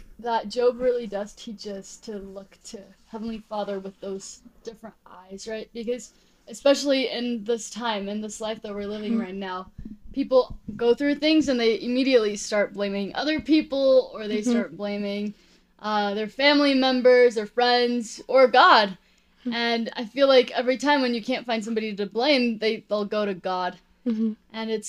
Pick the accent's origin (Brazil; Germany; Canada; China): Brazil; now in Utah, United States; I'm originally from Brazil, and I kind of grew up moving around my whole life and made my way to Utah.